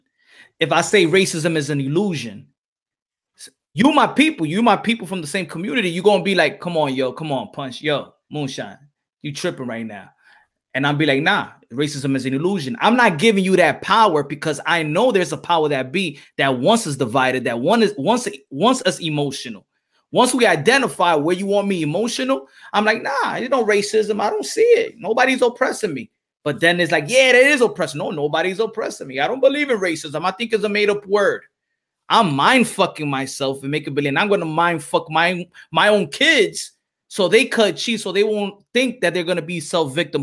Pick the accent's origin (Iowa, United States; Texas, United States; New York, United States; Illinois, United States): New York, United States; New York City; moved away; I'm from New York, Wash Heights, Harlem, BX.